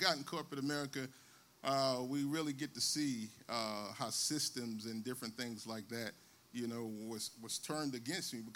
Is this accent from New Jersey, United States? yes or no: yes; Newark, New Jersey, United States; I grew up in Newark, New Jersey